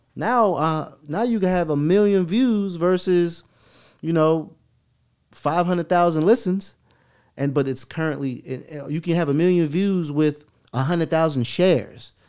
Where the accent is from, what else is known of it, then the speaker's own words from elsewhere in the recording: West Palm Beach, Florida, United States; now in Atlanta, United States; I'm from West Palm Beach, but I'm from West Palm Beach. I'm not from Palm Beach